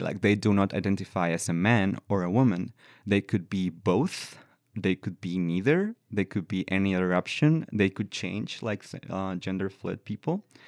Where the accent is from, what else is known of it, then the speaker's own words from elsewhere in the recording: La Paz, Baja California Sur, Mexico; English is a second language; moved away as an adult; now in Victoria, Canada; I've been working for a few years with the trans community in La Paz, in my hometown